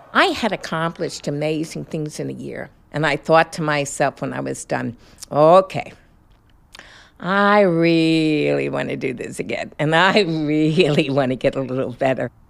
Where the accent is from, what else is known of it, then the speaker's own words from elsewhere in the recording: New York City, New York, United States; I was born in Brooklyn